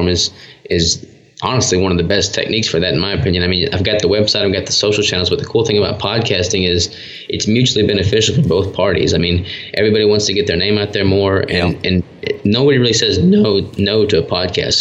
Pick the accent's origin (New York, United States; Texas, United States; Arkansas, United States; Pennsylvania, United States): Arkansas, United States; born or raised there; accent: Southern; also born or lived in Minnesota